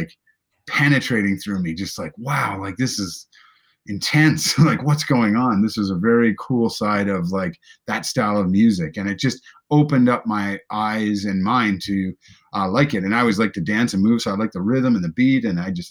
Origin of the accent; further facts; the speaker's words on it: Prince Edward Island, Canada; I'm from Eastern Canada, Prince Edward Island